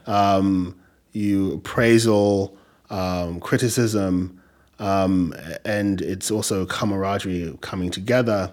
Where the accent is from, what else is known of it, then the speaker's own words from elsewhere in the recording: England, United Kingdom; accent: English; also born or lived in Nigeria; now in New York, United States; i try to hold on to um, my english accent as as much as i can